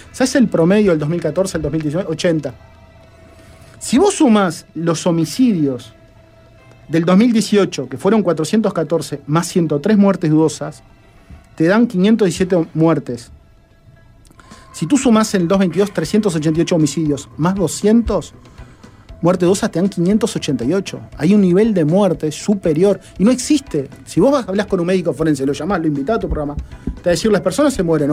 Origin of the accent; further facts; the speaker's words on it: Uruguay; yo pensando como uruguayo